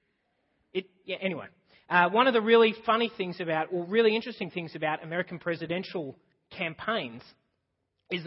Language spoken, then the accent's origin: English; Australia; I'm just Australian.